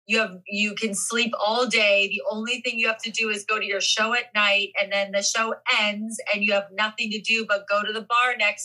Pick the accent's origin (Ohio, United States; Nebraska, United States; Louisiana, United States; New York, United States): Ohio, United States; moved away; I'm from Ohio